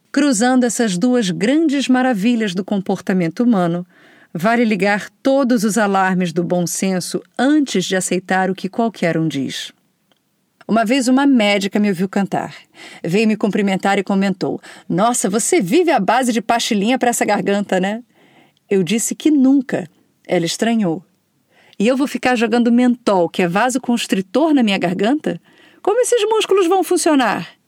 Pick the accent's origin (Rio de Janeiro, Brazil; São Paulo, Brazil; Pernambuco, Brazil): Rio de Janeiro, Brazil; e olha que eu sou carioca, tá?